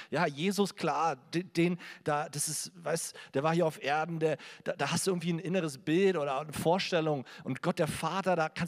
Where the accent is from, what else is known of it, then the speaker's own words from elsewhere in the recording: Berlin, Germany; Also ich komme aus Berlin, manchmal hört man es auch vielleicht noch raus.